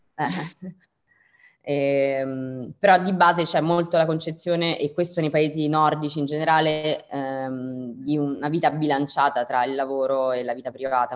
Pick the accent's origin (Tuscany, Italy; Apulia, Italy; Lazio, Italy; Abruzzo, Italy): Lazio, Italy; Rome; moved away as an adult; also born or lived in London / New York; io sono di Roma